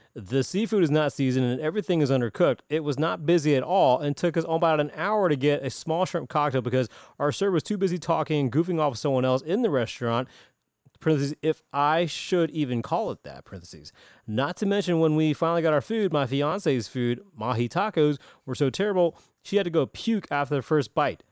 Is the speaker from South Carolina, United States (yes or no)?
yes; Greenville, South Carolina, United States; I'm thirty-seven years old, born and raised in Greenville